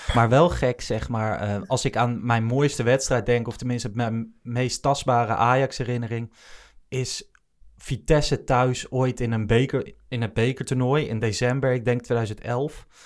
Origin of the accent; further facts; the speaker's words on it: Achterhoek, Gelderland, Netherlands; now in Hilversum, Netherlands; Ik ben niet geboren in Amsterdam, zelfs niet in de, in de regio, opgegroeid in de Achterhoek zelfs